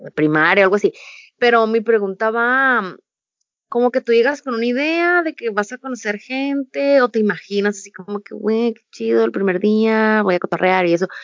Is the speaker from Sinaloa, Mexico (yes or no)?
no; Ensenada, Baja California, Mexico; Y soy orgullosamente de Ensenada, Baja California